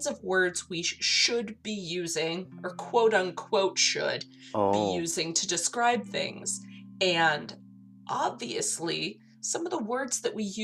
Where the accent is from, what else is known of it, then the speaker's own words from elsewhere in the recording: Minnesota, United States; I'm from Minnesota